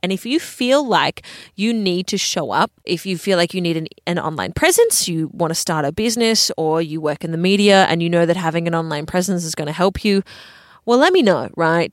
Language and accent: English; Adelaide, South Australia, Australia; moved away; I am happily talking in a podcast studio in Adelaide. I never thought I would be 30 years of age living back in my hometown that I grew up, but here I am